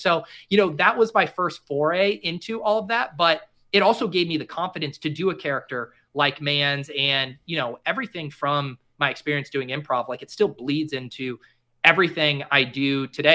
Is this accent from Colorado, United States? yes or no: yes; Denver, Colorado, United States; I grew up in Denver